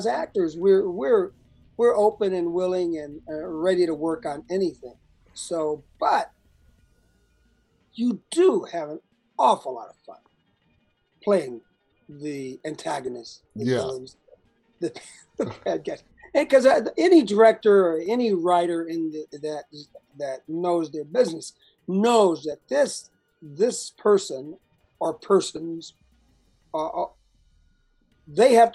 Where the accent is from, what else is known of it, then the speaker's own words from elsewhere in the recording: Chicago, Illinois, United States; moved away; also born or lived in Alabama; I'm originally from Alabama, but I grew up a lot of my life in Chicago